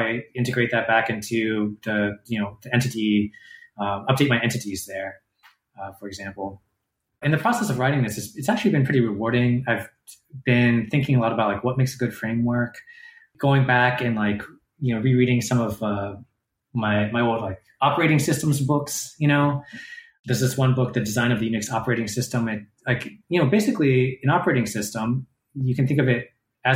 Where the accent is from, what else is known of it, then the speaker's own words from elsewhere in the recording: Durham, North Carolina, United States; Durham, my hometown